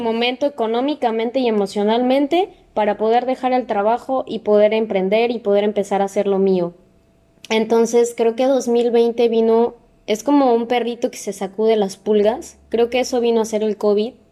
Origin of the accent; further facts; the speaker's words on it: Mexico; nosotros como mexicanos